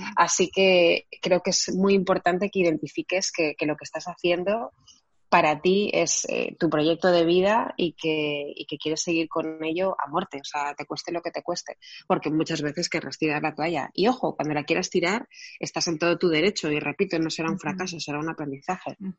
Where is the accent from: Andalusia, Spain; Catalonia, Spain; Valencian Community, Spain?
Catalonia, Spain; Barcelona; yo nací en Barcelona